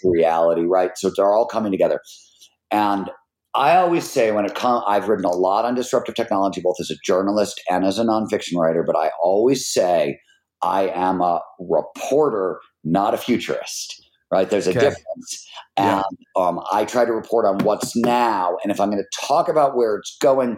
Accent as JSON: {"language": "English", "town": "Cleveland", "region": "Ohio", "country": "United States", "said": "I'm from fucking Cleveland"}